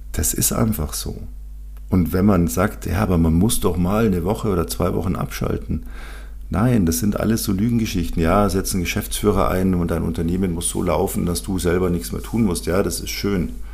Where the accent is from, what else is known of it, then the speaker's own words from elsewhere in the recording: Bavaria, Germany; Bei uns in Bayern